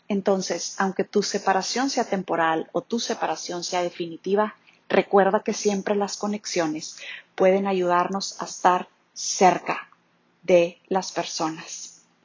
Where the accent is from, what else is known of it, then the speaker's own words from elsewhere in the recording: Chihuahua, Mexico; moved away as an adult; also born or lived in Monterrey / Mexico City; Soy originaria de Chihuahua